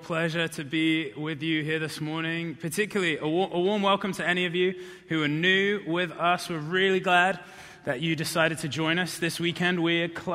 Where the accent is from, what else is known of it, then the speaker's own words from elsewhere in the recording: South of England, United Kingdom; moved away; I didn't grow up around here. I grew up in the South of England